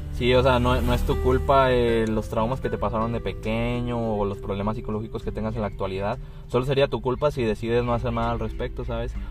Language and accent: Spanish; Mexico; yo soy de México